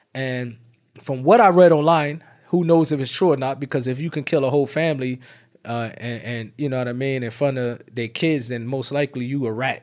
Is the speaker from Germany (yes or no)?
no; Irvington, New Jersey, United States; I'm from Irvington, New Jersey.